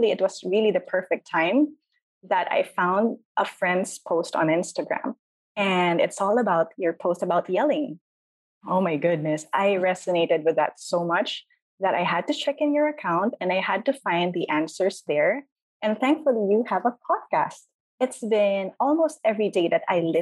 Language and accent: English; Philippines; I'm from the Philippines